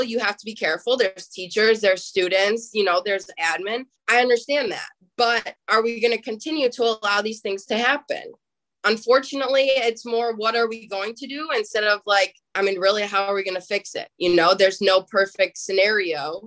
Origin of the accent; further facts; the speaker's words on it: Buffalo, New York, United States; I'm from the Buffalo area